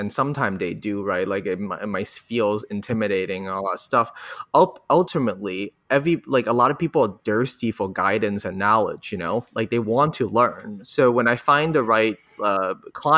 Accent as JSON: {"language": "English", "country": "Hong Kong", "tie": "born or raised there", "moved": "yes", "lives_now": "United States", "said": "I grew up in Hong Kong and being an Asian American in the US"}